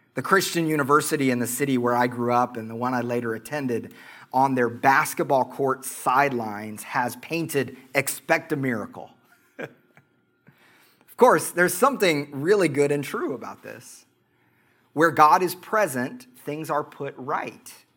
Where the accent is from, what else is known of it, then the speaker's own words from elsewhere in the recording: Oklahoma, United States; accent: Oklahoma; my Oklahoma accent